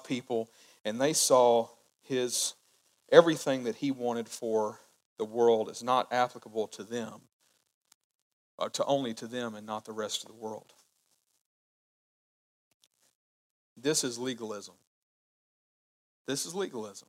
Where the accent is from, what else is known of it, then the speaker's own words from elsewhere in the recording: United States; I love being an American citizen